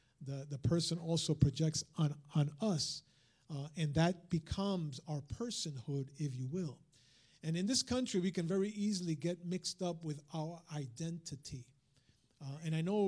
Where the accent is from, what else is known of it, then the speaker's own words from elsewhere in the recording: United States; first language Spanish; English is a second language; I'm also an American Hispanic. I'm born and raised and I'm a citizen. I'm a third generation American